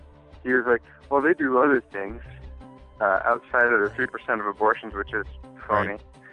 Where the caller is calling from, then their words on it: Maine, United States; I'm calling from Maine.